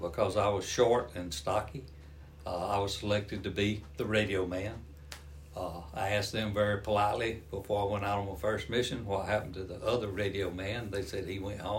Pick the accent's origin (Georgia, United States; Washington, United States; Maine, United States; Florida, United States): Georgia, United States; accent: Southern; I'm from Georgia